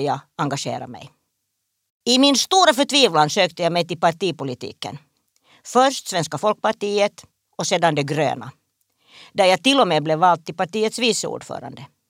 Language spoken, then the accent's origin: Swedish; Espoo, Uusimaa, Finland; Jag växte upp på en kombinerad bondgård, handelsträdgård, i Esbo